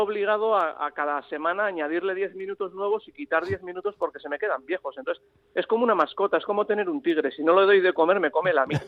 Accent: San Sebastián, Basque Country, Spain; yo soy donostiarra, pero amo Bilbao, Navarra, mi abuela de Navarra, mi padre riojano

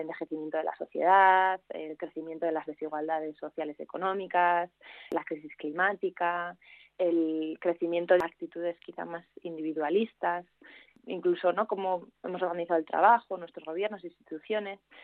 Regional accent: Navarre, Spain; also born or lived in Belgium / Germany / Madrid / Australia; now in Bilbao, Spain; una navarra que vive en Bilbo

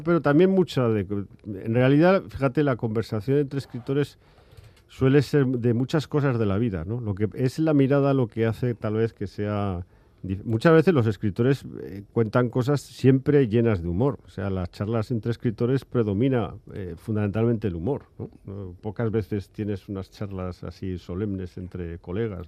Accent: Aragon, Spain; Yo también soy hijo de una tierra que yo soy aragonés

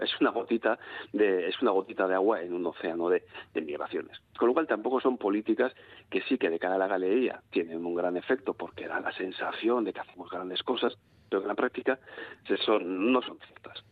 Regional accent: Bilbao, Basque Country, Spain; soy bilbaíno, pongo ejemplos bilbaínos

